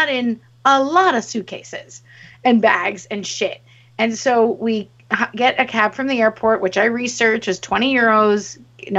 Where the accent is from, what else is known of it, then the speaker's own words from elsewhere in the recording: Montreal, Quebec, Canada; we come from Montreal